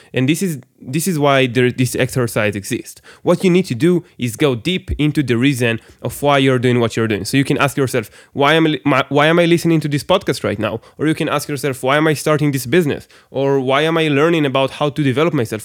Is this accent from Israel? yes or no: yes; Israel; English is a second language; I'm, I'm from Israel, by the way, everybody. So I, I, English is my second language